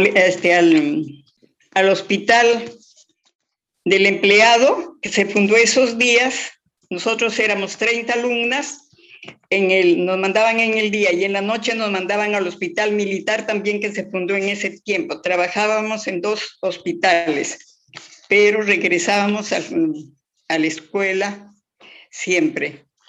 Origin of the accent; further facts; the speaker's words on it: Chota, Cajamarca, Peru; moved away as an adult; also born or lived in Lima; Salí de Chota y fui a Lima